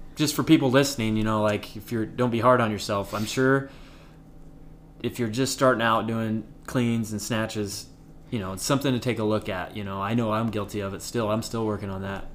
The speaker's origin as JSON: {"language": "English", "town": "Pendleton", "region": "Oregon", "country": "United States", "said": "I am from Pendleton, Oregon."}